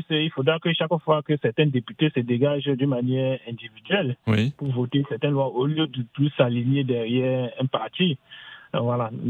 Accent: France; ce que je pense en tant que Français

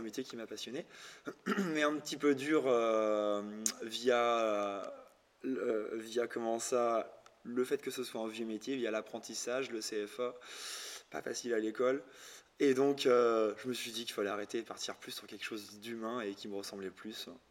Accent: Lorient, Brittany, France; je suis de Lorient, donc, euh, Bretagne Sud

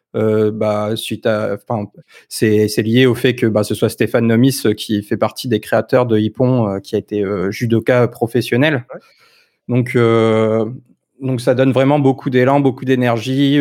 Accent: Lille, Hauts-de-France, France; Je suis du Nord aussi

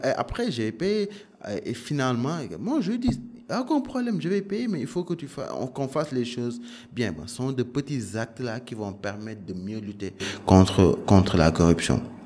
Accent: Dakar, Senegal; also born or lived in Canada; j'ai grandi à Dakar

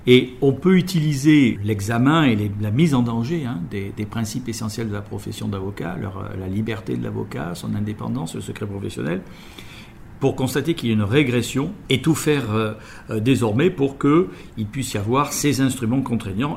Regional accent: France; chez nous en France

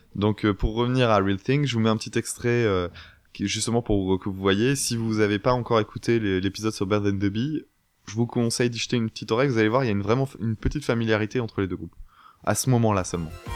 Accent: France

